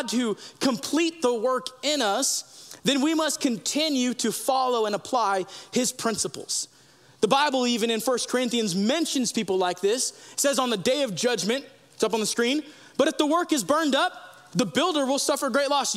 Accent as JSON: {"language": "English", "country": "United States", "said": "we as Americans"}